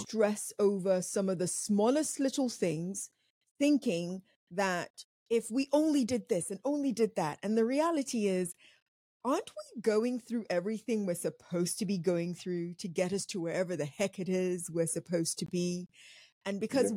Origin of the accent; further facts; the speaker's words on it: Nigeria; I'm African. I'm Nigerian, quite specifically